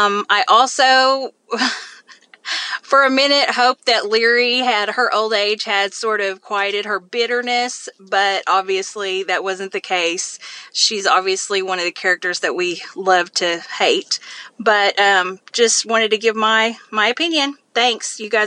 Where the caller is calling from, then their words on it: Oklahoma, United States; I'm calling from Oklahoma.